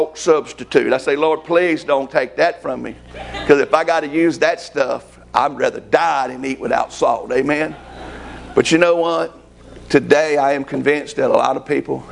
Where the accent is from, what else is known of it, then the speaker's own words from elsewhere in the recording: United States; I'm an American